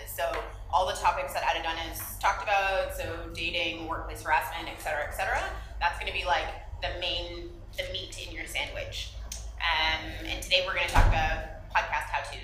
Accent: Toronto, Ontario, Canada; moved away as an adult; also born or lived in Ghana / South Africa / Ethiopia; now in Nairobi, Kenya; I'm South African and Canadian. I grew up in Toronto

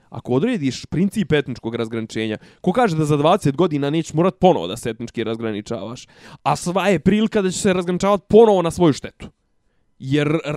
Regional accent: Serbia

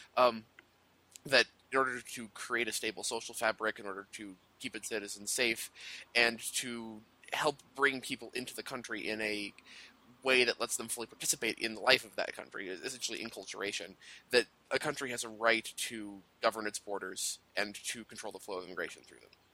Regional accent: Denver, Colorado, United States; moved away; I'm actually from Denver. I'm from Colorado

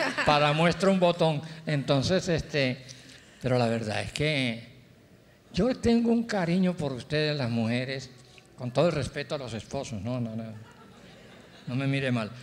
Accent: Cali, Valle del Cauca, Colombia; moved away; also born or lived in Barranquilla; yo nací en Cali, ah, soy bayuno

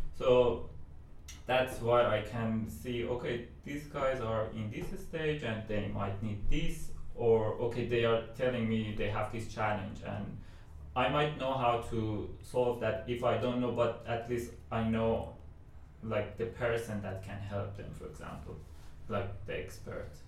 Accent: Iran; moved away as an adult; I'm from Iran, and when I was there, uh, I was studying bachelor's

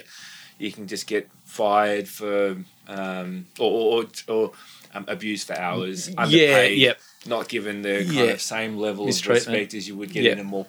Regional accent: Watsons Bay, New South Wales, Australia; now in Rosebery, Australia; Bunnies man growing up in Watson's Bay.

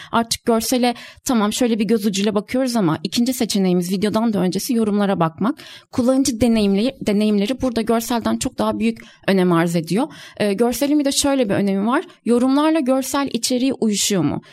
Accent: Kahramanmaraş, Turkey; moved away; Ben aslen de Kahramanmaraşlıyım. Ailem de depremi orada geçirdi

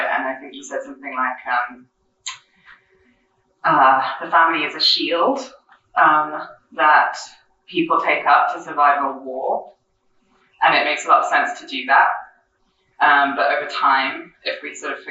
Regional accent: France; moved away; I grew up in France

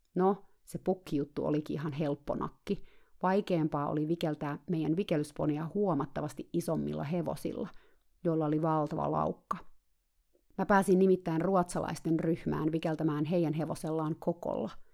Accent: Finland; mä tulin eksoottisesta Suomesta

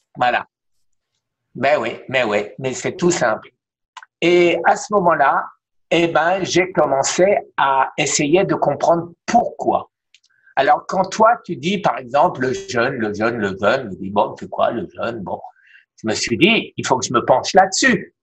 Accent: Strasbourg, Grand Est, France; now in Miami, United States; à Strasbourg, ma ville natale

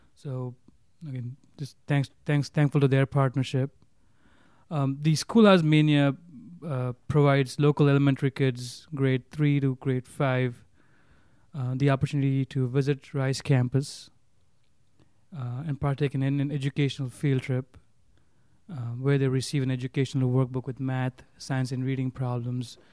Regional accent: Mumbai, Maharashtra, India; moved away as an adult; also born or lived in Minnesota; growing up in Bombay, you can't even, you got, you don't have, you don't, you don't have your own, your own space in Bombay

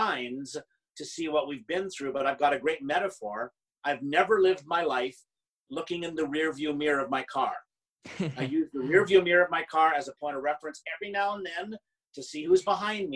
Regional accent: Canada; I'm Canadian

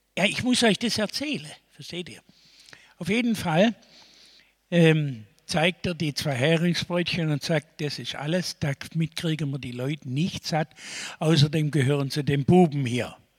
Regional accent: Stuttgart, Baden-Württemberg, Germany; Ich komme doch aus Stuttgart.

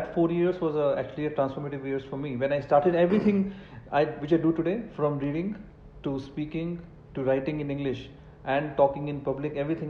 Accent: Moga, Punjab, India; English is a second language; moved away as an adult; now in Bangalore, India; I was brought up in a very small town called Moga in Punjab. And even till plus two, I couldn't speak a word of English.

